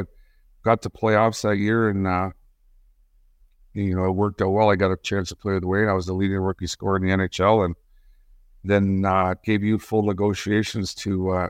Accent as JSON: {"language": "English", "town": "Windsor", "region": "Ontario", "country": "Canada", "tie": "born or raised there", "said": "Yeah, I grew up in Windsor."}